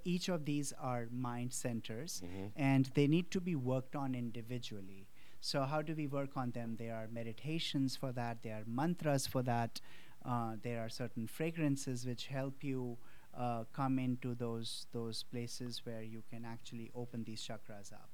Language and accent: English; India; born or raised there; moved away